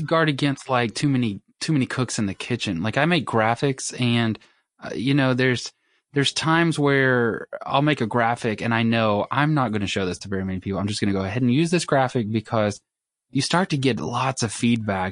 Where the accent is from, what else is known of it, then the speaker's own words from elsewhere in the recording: Mississippi, United States; I grew up in Mississippi